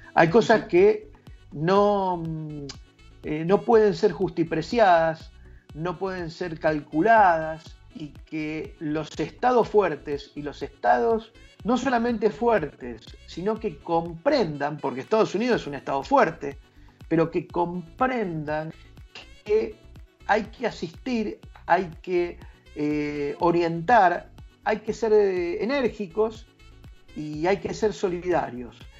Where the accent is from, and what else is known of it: Argentina